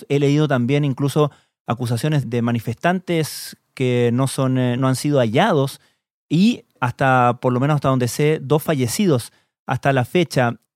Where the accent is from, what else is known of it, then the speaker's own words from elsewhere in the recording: Valdivia, Los Ríos, Chile; vengo de Valdivia, Chile.